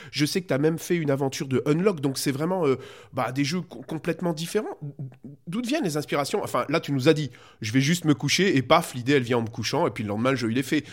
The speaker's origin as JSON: {"language": "French", "country": "Belgium", "said": "je suis belge"}